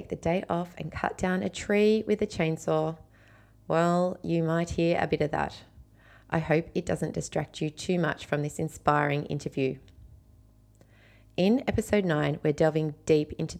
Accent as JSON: {"language": "English", "country": "Australia", "said": "my little Australian life"}